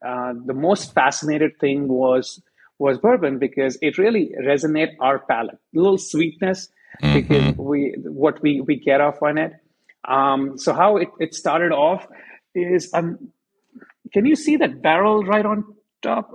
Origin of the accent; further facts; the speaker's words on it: India; moved away as an adult; now in United States; I come from India, and for us, we grew up drinking Black Label and Red Labels